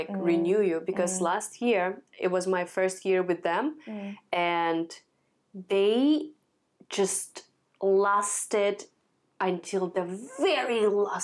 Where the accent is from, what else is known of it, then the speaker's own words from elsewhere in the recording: Russia; now in Hong Kong; I haven't been to my home country in 6 years